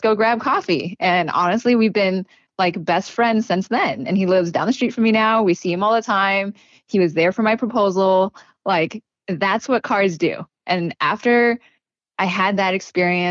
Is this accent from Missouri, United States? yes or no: no; New River, Arizona, United States; we grew up in New River, if you know where that is, but it's kind of in the middle of nowhere